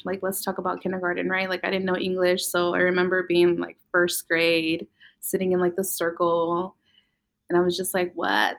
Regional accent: Vallejo, California, United States; also born or lived in Napa, California; Mexicana to the max. My parents are Sinaloenses, and I was born here. I was born in Napa in the Bay Area, and I was raised in Vallejo. So I've just been from the Bay ever since then

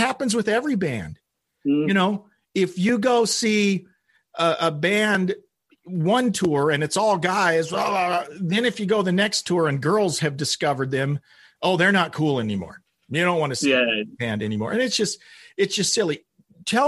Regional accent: Oklahoma, United States; I grew up in Oklahoma, middle of the U.S.

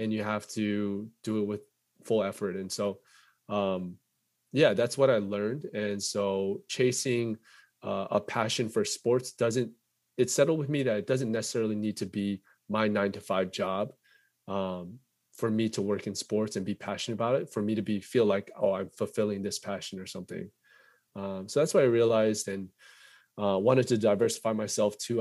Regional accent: United States; being Korean American

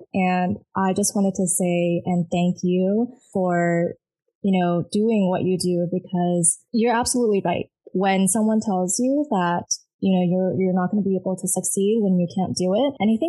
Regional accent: United States; for myself as an Asian living in America, and I grew up in America

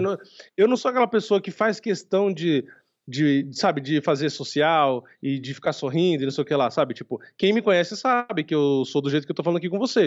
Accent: Brazil; eu sou brasileiro

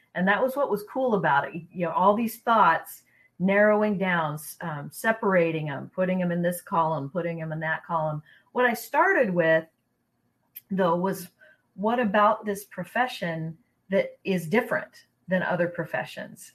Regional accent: Seattle, Washington, United States; moved away as an adult; also born or lived in Louisiana; we're from Seattle area. Mike's from Idaho. I'm from Seattle

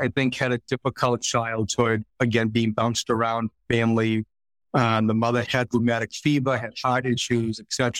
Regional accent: Boston, Massachusetts, United States; So we grew up in Southeast. So Southeast, for those of you who aren't familiar, kind of home of Goodwill Hunting, if you will.

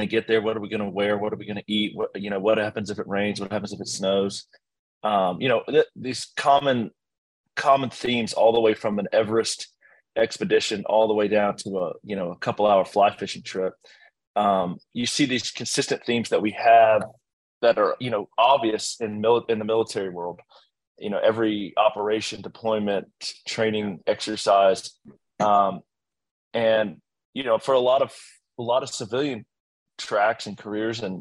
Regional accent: Blacksburg, Virginia, United States; I grew up in Blacksburg, Virginia, in a completely, you know, typical middle class upbringing

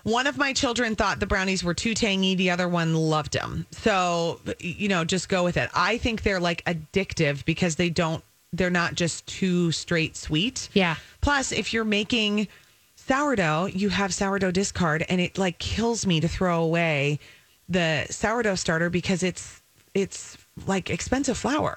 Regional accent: Minnesota, United States; also born or lived in Wisconsin; I've born and bred in Minnesota, but a Badger, so my heart is in both places

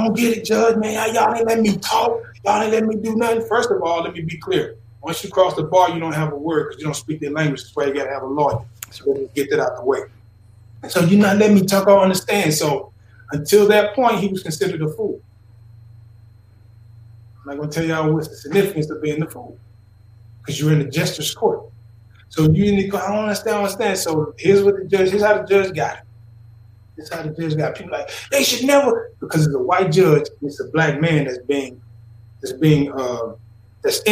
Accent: Philadelphia, Mississippi, United States; I grew up in Philadelphia, Mississippi

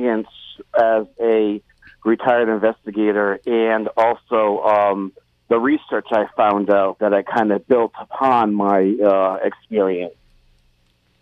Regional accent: Providence, Rhode Island, United States; also born or lived in New Orleans; I grew up in Providence, actually, Providence, Rhode Island

